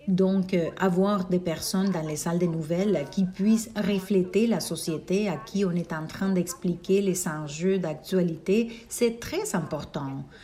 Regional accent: Panama; born there; On parle très peu de mon identité panaméenne alors je me sens très fière de représenter mon pays natal.

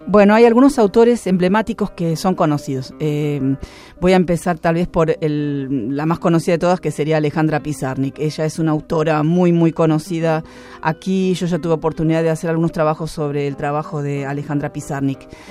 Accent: Buenos Aires, Argentina; Yo soy porteña

